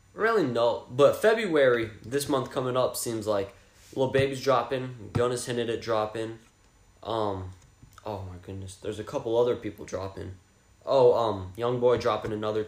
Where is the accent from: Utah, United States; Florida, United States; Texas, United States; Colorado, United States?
Texas, United States; Fort Worth; I'm from Fort Worth, I mean, close to Dallas, Fort Worth, DFW area